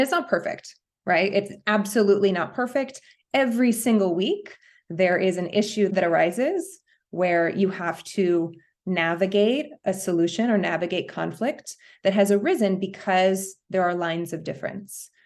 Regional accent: New York City, New York, United States; moved away as an adult; now in Los Angeles, United States; I'm a New Yorker

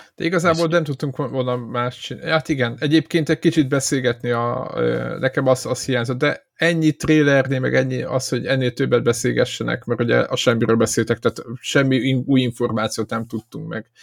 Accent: Szeged, Csongrád-Csanád, Hungary

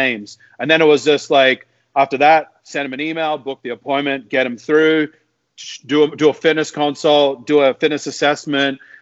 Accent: Australia; moved away as an adult; also born or lived in Whistler, Canada; now in Toronto, Canada; I'm from Australia, but I live in Whistler

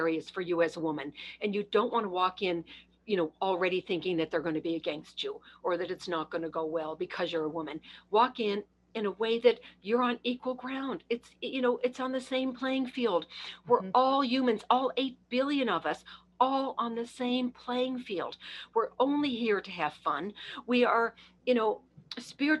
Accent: Canada; I'm Canadian

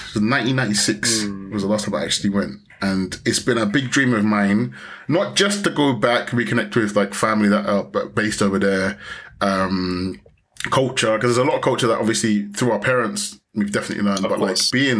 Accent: Ghana; now in Spain; So in terms of being a Ghanaian, being able to kind of connect with Ghanaian culture

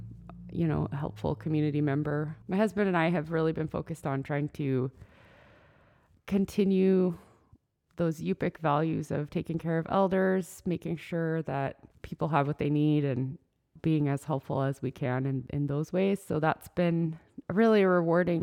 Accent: Dillingham, Alaska, United States; also born or lived in Anchorage; now in Aleknagik, United States; I grew up in Dillingham and in Anchorage. We went back and forth a lot, but mostly Dillingham.

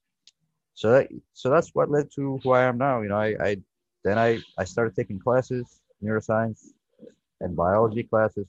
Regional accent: Ethiopia; also born or lived in Lancaster, Pennsylvania; now in United States; my background is I came from Ethiopia. That's where I was born. I came to this country in 2000

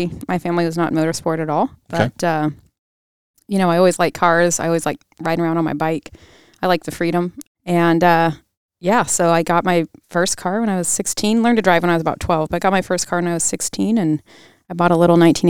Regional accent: Mossyrock, Washington, United States; Mossy Rock, Washington. It's okay if you haven't heard of it. There's a sign on I-5 down kind of by Mount Rainier, Mount St. Helens area.

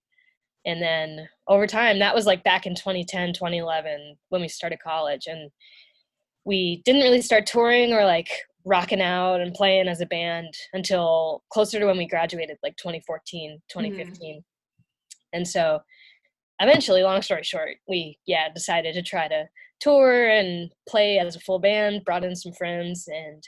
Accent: Louisville, Kentucky, United States; I grew up in Louisville, Kentucky

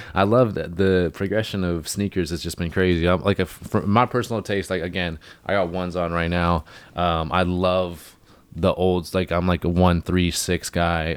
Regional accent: Hornby Island, British Columbia, Canada; I'm from Hornby.

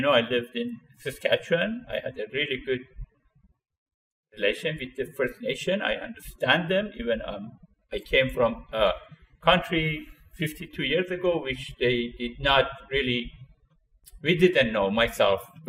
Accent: Iran; moved away as an adult; also born or lived in Regina, Canada; now in Canada; I'm originally from Iran, which I emigrated to Canada in 1972

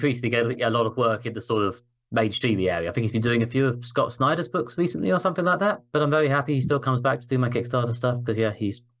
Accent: United Kingdom; I am obviously a British man who has literally never set foot in America.

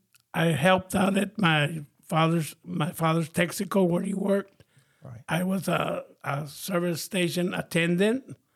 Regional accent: El Paso, Texas, United States; also born or lived in Juarez, Mexico; Growing up in El Paso, Texas was really hard. I grew up in the projects, a lot of gang members and a lot of drugs. I mean, the projects were infested with drugs.

